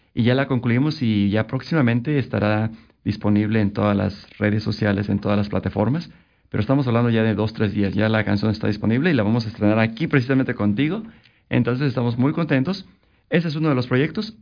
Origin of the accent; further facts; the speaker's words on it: Oaxaca, Mexico; moved away as an adult; now in Vancouver, Canada; al estado de Oaxaca, de donde soy originario